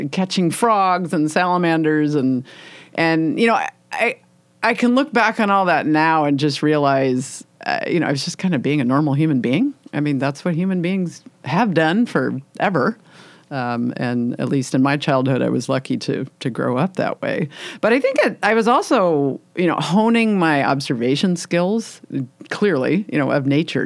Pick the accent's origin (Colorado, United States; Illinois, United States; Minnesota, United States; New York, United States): Illinois, United States; moved away as an adult; now in Washington State, United States; I grew up in Illinois, uh, in farm country.